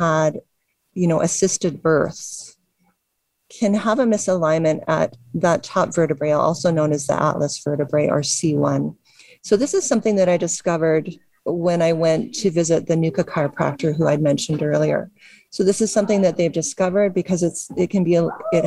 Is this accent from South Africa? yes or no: no; Canada; I'm Canadian